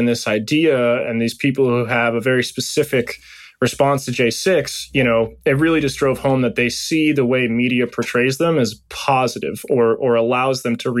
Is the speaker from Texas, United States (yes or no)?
no; West Virginia, United States; I'm a 6 foot tall white guy with a beard. I'm coming from West Virginia.